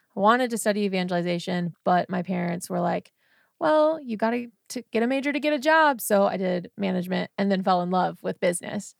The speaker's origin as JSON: {"language": "English", "town": "Pittsburg", "region": "Kansas", "country": "United States"}